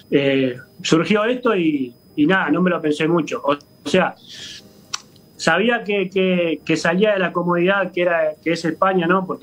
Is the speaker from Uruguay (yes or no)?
yes; Uruguay; moved away as an adult; hace dos, años y algo que ya que salí de Uruguay no he podido ir, por, por distintos motivos no he podido regresar a Uruguay.